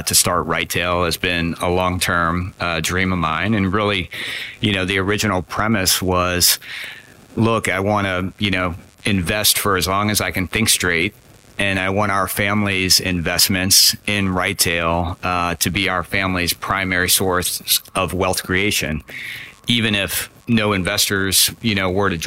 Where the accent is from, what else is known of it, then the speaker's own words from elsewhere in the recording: New Orleans, Louisiana, United States; moved away as an adult; also born or lived in Virginia / Boston, Massachusetts; I grew up in New Orleans, Louisiana, which is kind of, you know, down in the southern part of the United States.